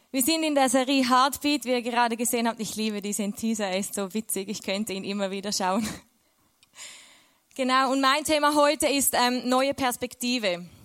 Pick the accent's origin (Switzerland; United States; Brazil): Switzerland; now in Austria; Und aus der Schweiz weg, ich bin Schweizerin, ich weiß, man hört es fast nicht.